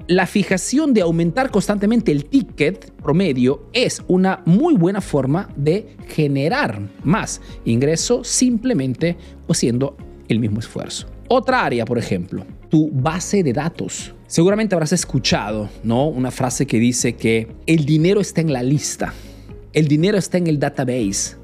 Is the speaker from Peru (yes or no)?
yes; Peru; now in Italy